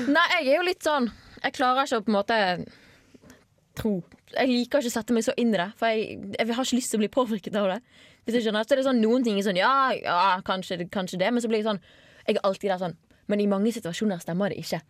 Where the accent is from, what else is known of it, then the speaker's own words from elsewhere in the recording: Bergen, Vestland, Norway; accent: Bergen dialect; moved away; før jeg flyttet fra Bergen og folk begynte å påpeke Du er sykt typisk sånn bergenser